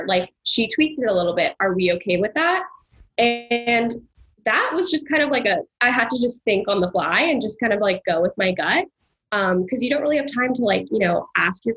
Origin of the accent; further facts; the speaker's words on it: California, United States; moved away as an adult; now in New York, United States; I was raised in California, we came out here all the time to see family